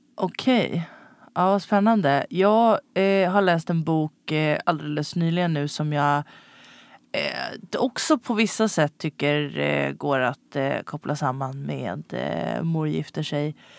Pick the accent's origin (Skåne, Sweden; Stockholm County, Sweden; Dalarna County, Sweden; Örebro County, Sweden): Stockholm County, Sweden; Stockholm; som stockholmare uppvuxen på 90-talet